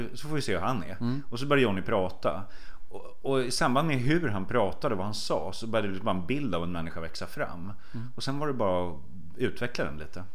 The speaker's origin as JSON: {"language": "Swedish", "country": "Sweden", "tie": "born or raised there", "said": "Det var där jag växte upp."}